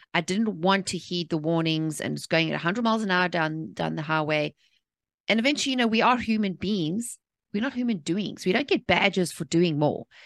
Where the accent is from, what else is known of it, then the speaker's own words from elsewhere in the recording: South Africa; moved away; I was born and raised in South Africa